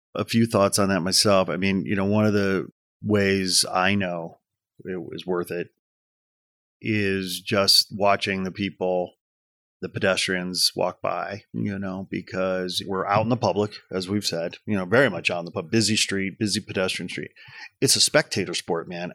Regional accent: United States; as a American taxpayer

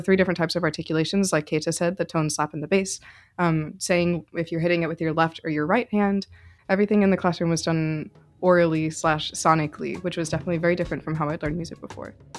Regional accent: Chicago, Illinois, United States; I'm from Chicago, Illinois

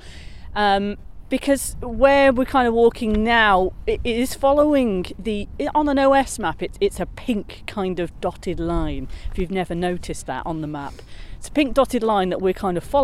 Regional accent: Hadfield, East Midlands, United Kingdom; I'm from Hadfield

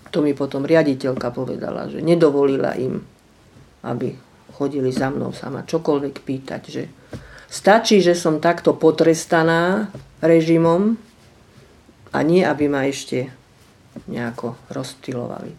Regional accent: Slovakia; moved away as an adult; also born or lived in Australia / Israel; ja som tu tiež žila, vyrastala za toho sociku

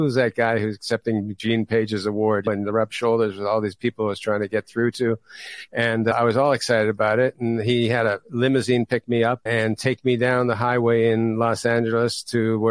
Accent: Toronto, Ontario, Canada; moved away; I grew up in Toronto, Canada, originally

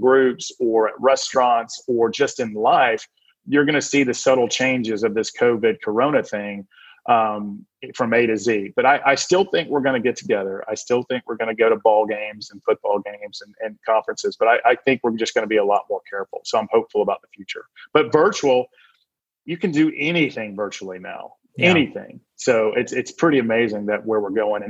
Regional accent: Georgia, United States; I'm from the South. So I'm from Georgia, so I can say funness.

